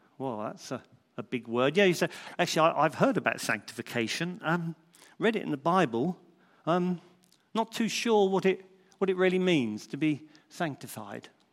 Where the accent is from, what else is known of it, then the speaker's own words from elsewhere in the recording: Crondall, South East England, United Kingdom; when I was a young lad growing up in Crondall